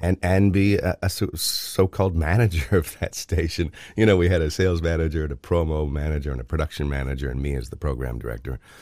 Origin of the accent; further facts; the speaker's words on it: Oshawa, Ontario, Canada; now in Thornbury, Canada; growing up in Oshawa and reading the Oshawa Times